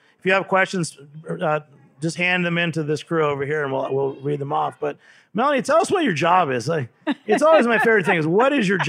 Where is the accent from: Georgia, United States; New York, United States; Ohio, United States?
New York, United States; New York City; I'm from the East Village in New York City, and I'm in the Ukrainian East Village